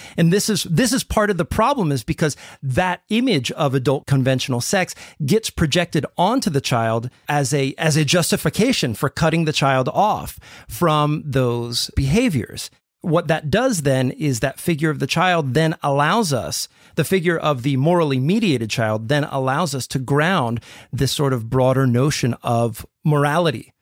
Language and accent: English; United States; I'm speaking as an American here